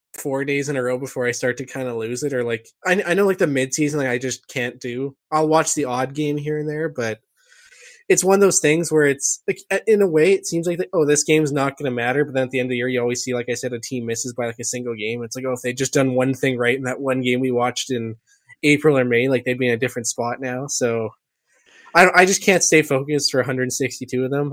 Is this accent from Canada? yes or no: yes; Canada; being Canadian